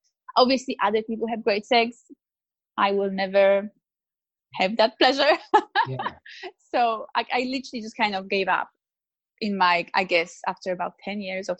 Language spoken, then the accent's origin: English; Poland; now in Australia; I grew up in Poland in a very good Catholic family